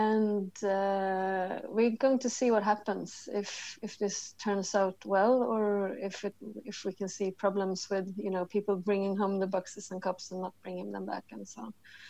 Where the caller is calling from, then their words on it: Stockholm, Stockholm County, Sweden; I'm calling you from Stockholm, Sweden. It's a rainy, grey December outside.